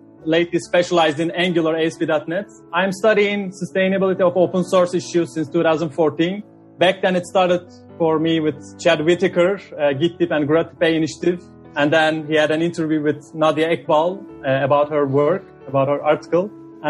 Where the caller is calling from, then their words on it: Amsterdam, North Holland, Netherlands; I'm calling from Amsterdam.